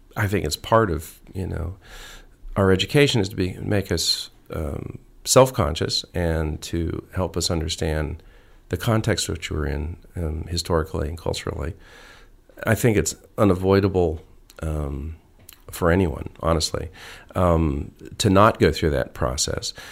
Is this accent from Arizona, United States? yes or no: yes; Arizona, United States; moved away as an adult; also born or lived in Ohio / Los Angeles; I, I grew up, I was from Ohio and I grew up in Arizona and then I, um, went to college in, in, uh, in Los Angeles